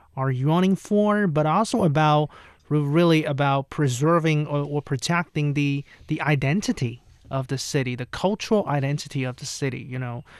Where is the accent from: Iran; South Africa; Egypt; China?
China; near Hangzhou, Zhejiang; now in Beijing, China; Hangzhou, right? Which is pretty close to my hometown